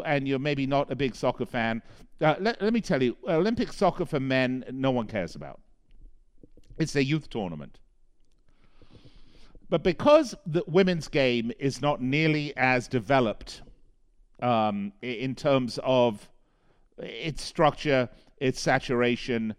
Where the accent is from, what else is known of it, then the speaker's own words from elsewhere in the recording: London, United Kingdom; now in United States; I was born and raised in London